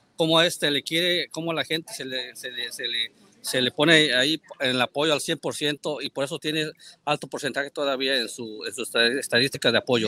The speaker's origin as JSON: {"language": "Spanish", "region": "Puebla", "country": "Mexico", "moved": "yes", "lives_now": "New York, United States", "said": "soy ahí paisano de Meme Yamel y pues poblano? también"}